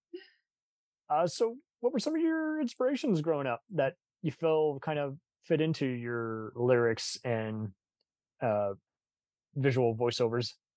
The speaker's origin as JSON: {"language": "English", "region": "Texas", "country": "United States", "said": "I'm a Texan, but I got family in San Francisco"}